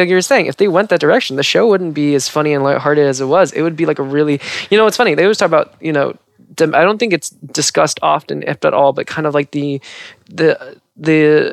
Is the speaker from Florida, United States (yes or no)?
no; Southern California, United States; I grew up in Southern California